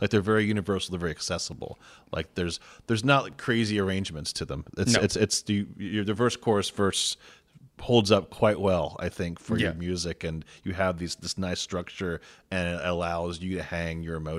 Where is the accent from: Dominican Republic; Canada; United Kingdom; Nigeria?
Dominican Republic; Santo Domingo, Distrito Nacional; Like, and I came from Santo Domingo.